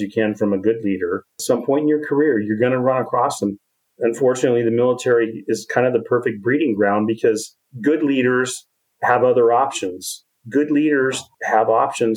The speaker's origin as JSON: {"language": "English", "town": "Portland", "region": "Oregon", "country": "United States", "tie": "born or raised there", "also_born_or_lived": "Ashland, Oregon / Clackamas, Oregon", "moved": "as an adult", "lives_now": "Utah, United States", "said": "I was born in Ashland, Oregon, and moved up to Portland, and that's where I grew up, and graduated from high school in Clackamas, Oregon"}